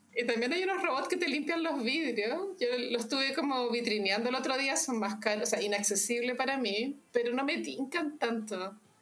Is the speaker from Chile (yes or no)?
yes; Chile; todos los chilenos